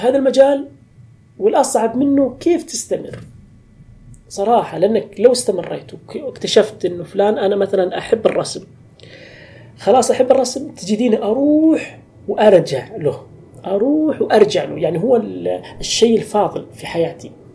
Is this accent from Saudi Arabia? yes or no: yes; Tabuk, Tabuk Province, Saudi Arabia; واخدم مدينتي